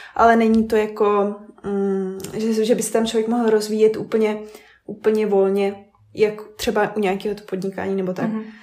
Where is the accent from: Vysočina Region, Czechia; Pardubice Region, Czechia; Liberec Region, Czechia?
Vysočina Region, Czechia; now in Brno, Czech Republic; My jsme uh, z Vysočiny původně a teď uh, trávíme hodně času v Brně